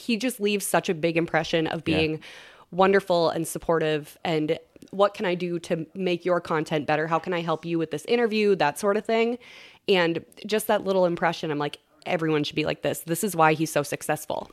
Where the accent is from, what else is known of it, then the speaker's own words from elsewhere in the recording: Long Prairie, Minnesota, United States; I grew up in Long Prairie, about an hour from St. Cloud